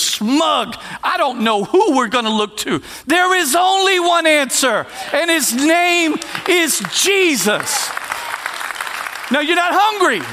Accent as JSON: {"language": "English", "region": "Texas", "country": "United States", "said": "we're from Texas"}